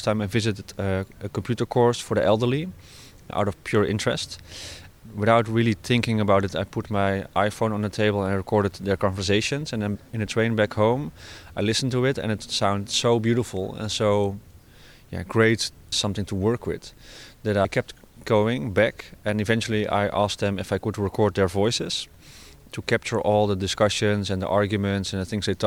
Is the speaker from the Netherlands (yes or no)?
yes; Netherlands; I'm from the Netherlands and I work as an artist.